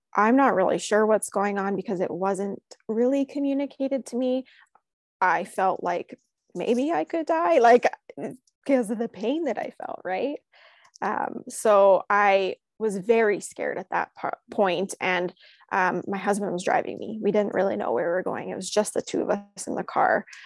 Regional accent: Canada; We grew up across the street from one another, and recently she actually moved to, um, United States, so we're from Canada originally

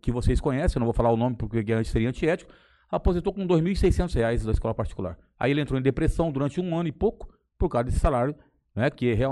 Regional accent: Ibiapina, Ceará, Brazil; born there; eu nasci no Ceará, cara, em Biapina, mas sou registrado no Rio de Janeiro.

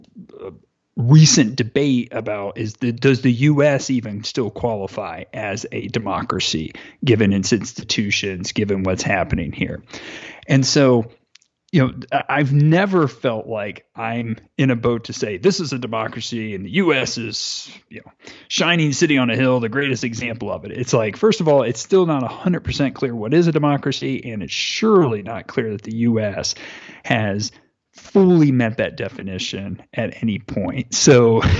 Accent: United States; as an American.

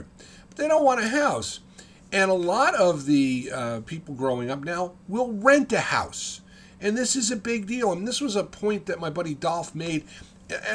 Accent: West Caldwell, New Jersey, United States; moved away as an adult; also born or lived in Ocean County, New Jersey; I grew up in Caldwell, West Caldwell, New Jersey

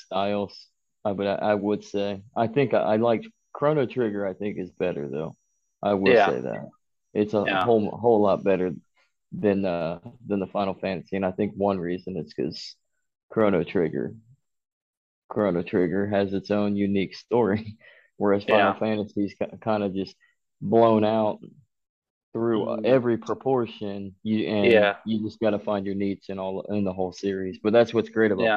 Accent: Cincinnati, Ohio, United States; I was born in Cincinnati

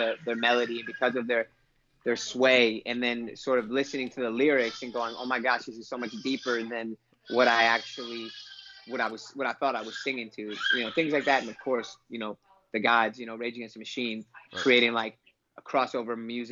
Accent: Inglewood, California, United States; I grew up in Inglewood, California

